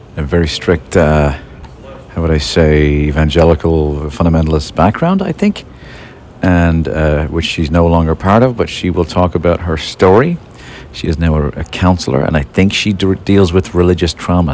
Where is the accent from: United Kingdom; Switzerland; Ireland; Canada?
Ireland; Dublin, Leinster; moved away; my brother Jimmy, when we were growing up in Lansdowne Dance Hall uh, in Dublin